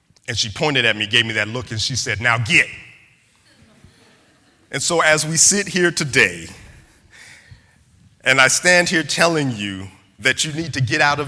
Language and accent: English; Denver, Colorado, United States; also born or lived in Savannah, Georgia; I was from Denver, Colorado